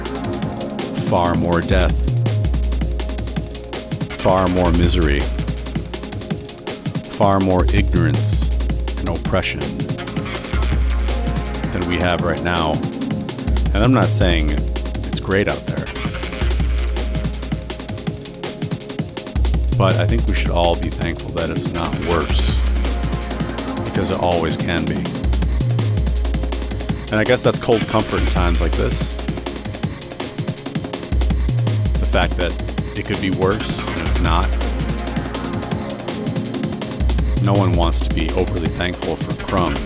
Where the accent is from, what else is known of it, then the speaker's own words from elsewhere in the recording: United States; moved away as an adult; now in Canada; that is my home country